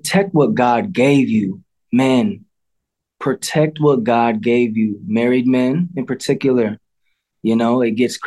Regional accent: Midwest, United States; I don't speak because I'm American.

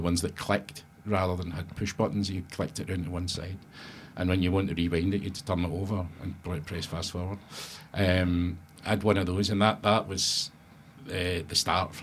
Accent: Glasgow, Scotland, United Kingdom; I'm from Glasgow

